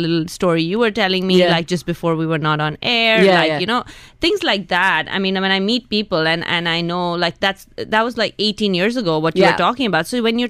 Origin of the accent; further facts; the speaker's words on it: Hyderabad, Telangana, India; also born or lived in Mumbai, India / United States; I was born in Mumbai. Okay, so. But I am from Hyderabad.